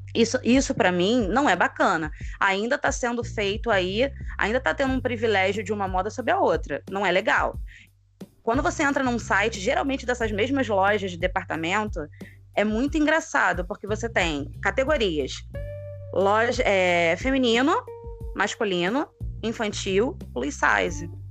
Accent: Rio de Janeiro, Brazil; Sou aqui do Rio de Janeiro, professora

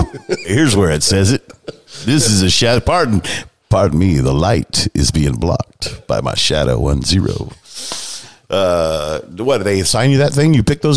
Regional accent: Manteca, California, United States; I'm now retired, a product of Manteca High School.

